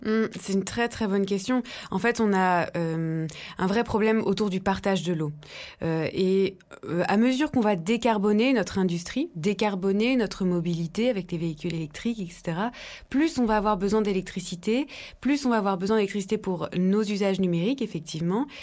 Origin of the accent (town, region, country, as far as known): Dijon, Bourgogne-Franche-Comté, France; born or raised there